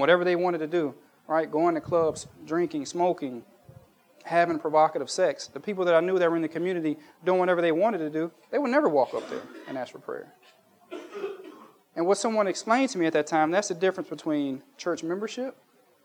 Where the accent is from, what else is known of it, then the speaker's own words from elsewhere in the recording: United States; moved away; when I was a kid growing up in Baptist church in the United States